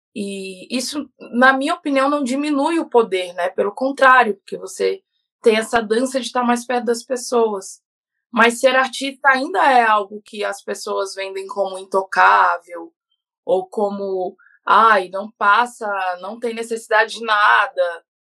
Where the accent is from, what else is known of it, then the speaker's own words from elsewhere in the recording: Brasília, Federal District, Brazil; moved away as an adult; now in Curitiba, Brazil; Brasília, passei minha infância e adolescência em Brasília. Eu vim para Curitiba, eu já estava com 28 anos